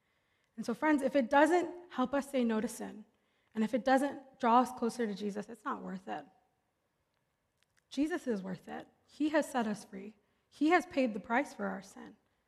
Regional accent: Philadelphia, Pennsylvania, United States; I grew up in Philly, and so we do a Philly stop.

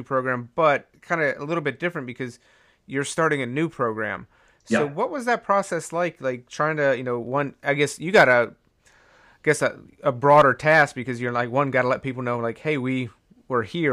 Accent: East Coast, United States; now in Midwest, United States; I was growing up on the East Coast

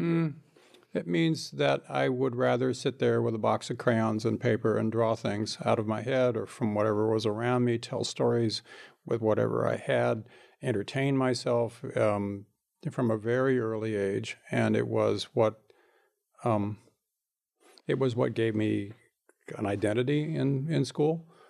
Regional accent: Bakersfield, California, United States; I grew up in Bakersfield

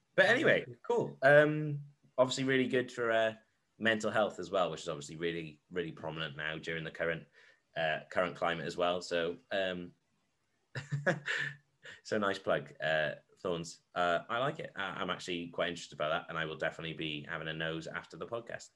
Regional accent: Wales, United Kingdom; I'm from Wales.

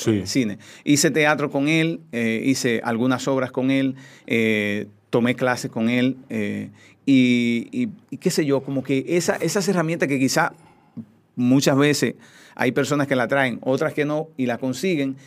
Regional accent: Cotuí, Sánchez Ramírez, Dominican Republic; moved away; also born or lived in Santo Domingo; yo soy un campesino, soy de Cotuí, soy de una familia muy humilde

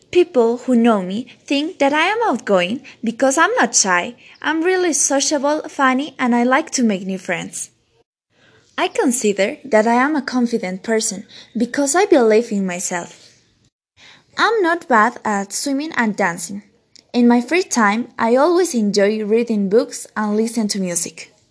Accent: Cusco, Peru; English is a second language; I'm from Cusco, Peru. I'm Peruvian and I speak Spanish. I'm 13 years old. I'm on the secondary first grade at La Salle School.

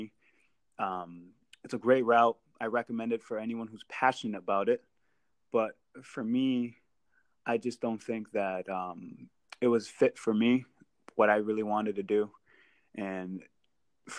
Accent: Merrimack Valley, Massachusetts, United States; growing up in the Merrimack Valley, everyone knows what Merrimack College is.

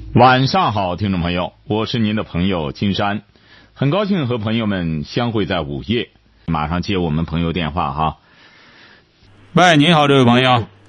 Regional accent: China; 我们中国人

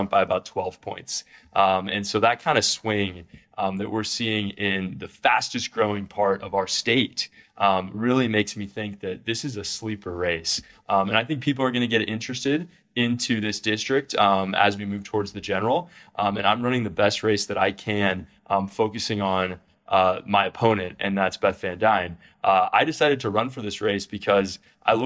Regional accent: West Coast, United States; moved away as an adult; now in Dallas, United States; I was raised on the West Coast and actually went to college on the East Coast

